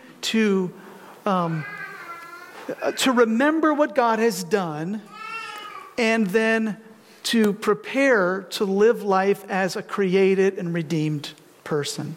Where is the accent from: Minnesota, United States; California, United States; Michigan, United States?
Michigan, United States; Detroit; now in Grand Rapids, United States; I grew up in the Detroit area, actually between Ann Arbor and this Metro Detroit